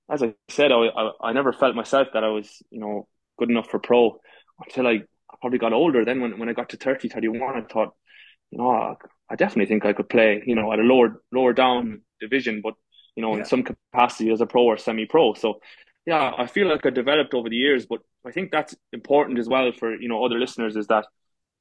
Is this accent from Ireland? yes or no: yes; Galway, Connacht, Ireland; moved away as an adult; now in Dubai, United Arab Emirates; I'm from Galway, the west of Ireland.